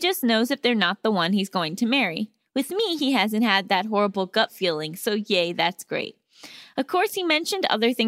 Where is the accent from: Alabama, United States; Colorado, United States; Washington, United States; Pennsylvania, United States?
Washington, United States; Seattle; Hi, Allison and Gabby. I'm from Seattle and I'm a longtime listener.